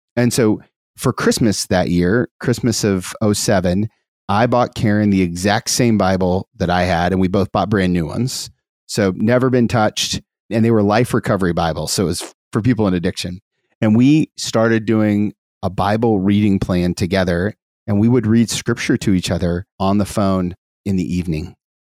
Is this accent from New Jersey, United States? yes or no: no; Dayton, Ohio, United States; We grew up in the Catholic Church in Dayton, Ohio